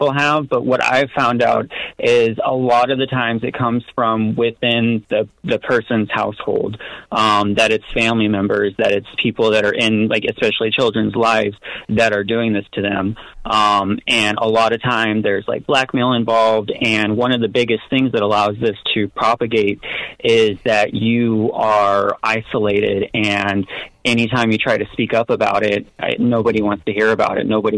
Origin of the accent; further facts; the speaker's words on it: Florida, United States; my home state of Florida